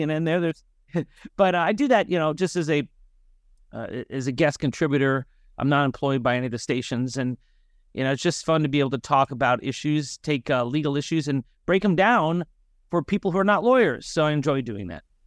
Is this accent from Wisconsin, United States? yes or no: no; North Miami, Florida, United States; I'm originally from North Miami, Florida. I went to public schools there